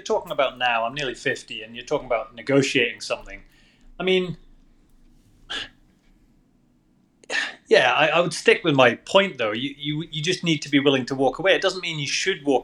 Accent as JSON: {"language": "English", "region": "Scotland", "country": "United Kingdom", "said": "I'm from Scotland."}